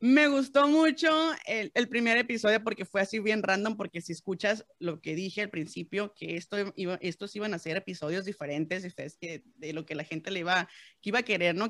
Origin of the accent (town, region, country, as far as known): Mexico